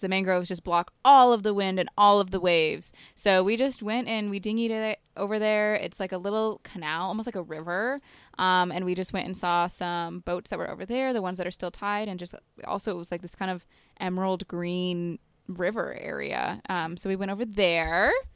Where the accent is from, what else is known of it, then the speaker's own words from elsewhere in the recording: Utah, United States; moved away; I'm from Utah